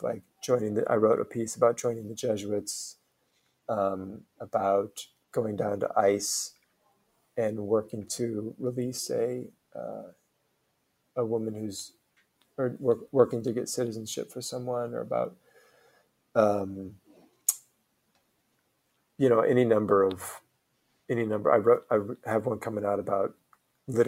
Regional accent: Omaha, Nebraska, United States; moved away; also born or lived in New York; I did a play back in my hometown of Omaha with my brother

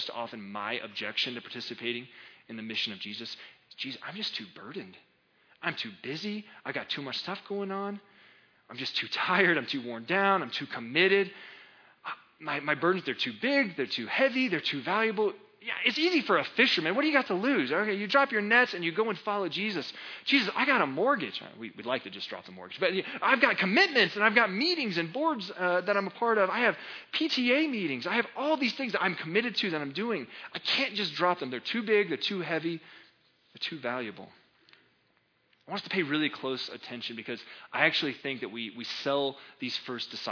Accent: United States; I'm an American

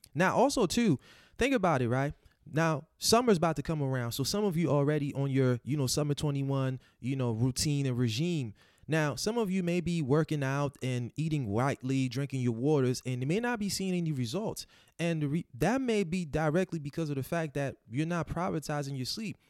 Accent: Haiti; moved away; growing up in Haiti in the 90s, you know, we didn't have power 24-7.

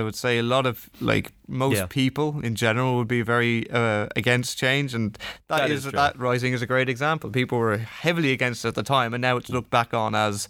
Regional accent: England, United Kingdom; now in Ireland; I'm English by the way

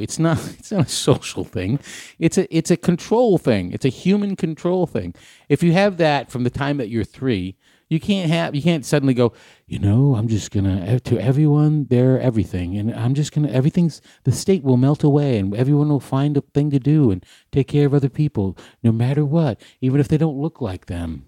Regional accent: Hampton Beach, New Hampshire, United States; Hampton Beach, where I grew up

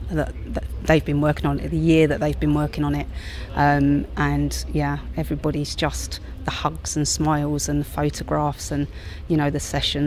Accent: Crawley, South East England, United Kingdom; I'm from Crawley in West Sussex

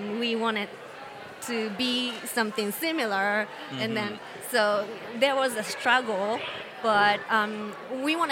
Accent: Yokohama, Kanagawa, Japan; English is a second language; moved away as an adult; also born or lived in Chigasaki; I born in Yokohama

